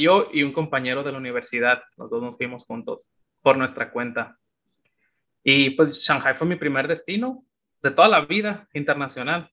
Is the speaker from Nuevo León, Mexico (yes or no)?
no; Tijuana, Baja California, Mexico; moved away as an adult; now in China; yo crecí en Tijuana